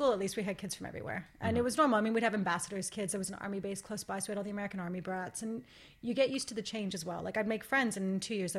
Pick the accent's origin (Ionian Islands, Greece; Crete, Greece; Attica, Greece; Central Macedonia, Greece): Attica, Greece; Athens; moved away; also born or lived in London; I grew up in Athens, but I'm from the Mani, which is the southern Peloponnese. That's on my grandfather's side. On my grandmother's side, I'm from Rhodes, which is really close to Turkey.